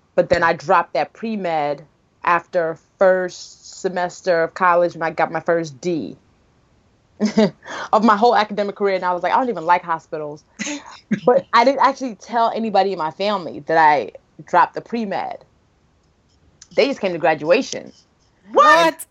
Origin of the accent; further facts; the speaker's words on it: Nigeria; as a Nigerian